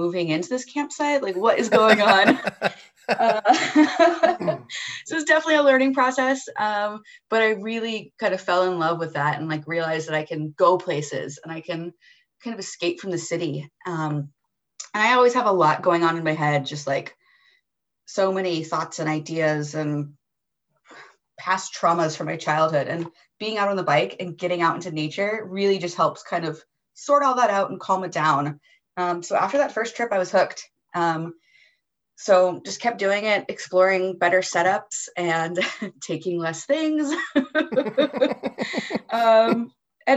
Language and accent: English; United States; as an American